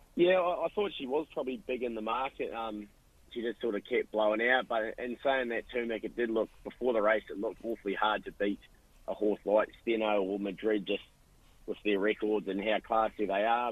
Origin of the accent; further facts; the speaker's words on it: New Zealand; now in Australia; probably being from New Zealand